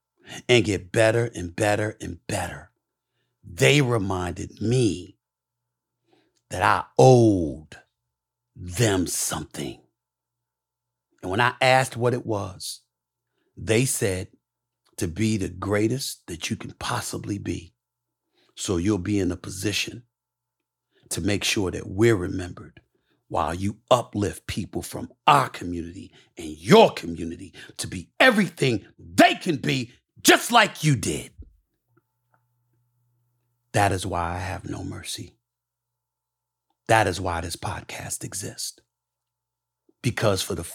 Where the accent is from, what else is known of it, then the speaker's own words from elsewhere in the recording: New York City, New York, United States; also born or lived in Bronx, New York; born in the Bronx, raised in Hollis, Queens.